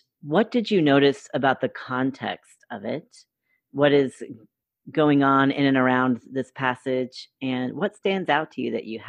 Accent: North Carolina, United States; moved away as an adult; also born or lived in Boston / Washington, D.C. / West Virginia; I serve in my job as executive director at More Light Presbyterians and live in North Carolina. I'm back in my home state after 15 years of being away

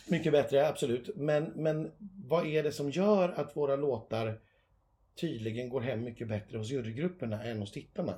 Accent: Sweden; vi svenskar

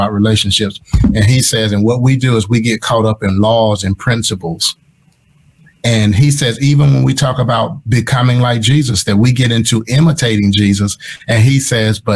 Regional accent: Mississippi, United States; moved away; I grew up in Mississippi.

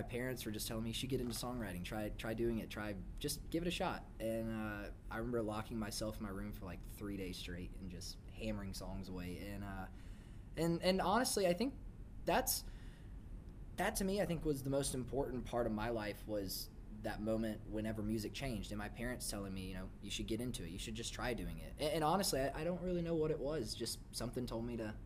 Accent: Dothan, Alabama, United States; moved away as an adult; now in Nashville, United States; I'm originally from a small town in South Alabama called Dothan. Mm. I grew up in Dothan for about 18 years, and I moved up here in 2012.

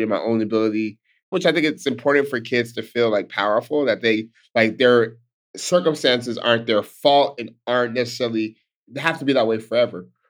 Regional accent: Stockton, California, United States; I'm born and raised in Stockton, California, Stockton's home

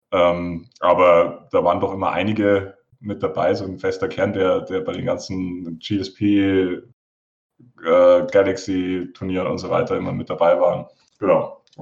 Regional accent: Munich, Bavaria, Germany; Ja, ich komme aus München, spiele seit 2014 X-Wing

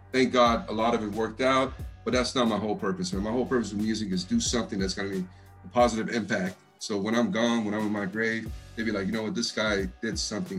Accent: Texas, United States; the funny thing is, even though I'm from Texas, everyone thinks that I'm from the East Coast.

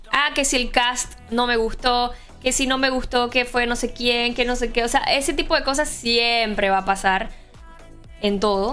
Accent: Boquete, Chiriquí, Panama; yo soy de Boquete

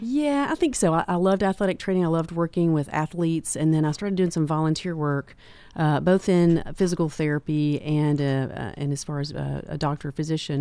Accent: Manchester, Tennessee, United States; also born or lived in Knoxville, Tennessee; I'm from Manchester and, uh, also started the Tullahoma Clinic

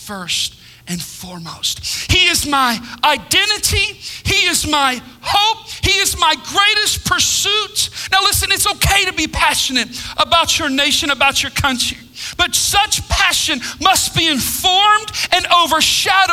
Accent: United States; I'm proud to be an American.

